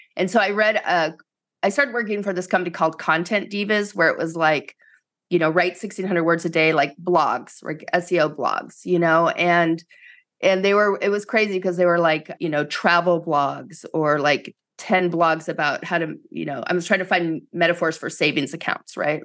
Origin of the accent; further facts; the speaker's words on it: East Coast, United States; moved away as an adult; I grew up in the East Coast, so I went as far away from home as I could